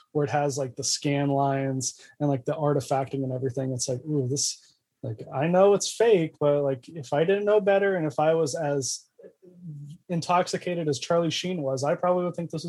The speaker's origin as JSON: {"language": "English", "country": "United States"}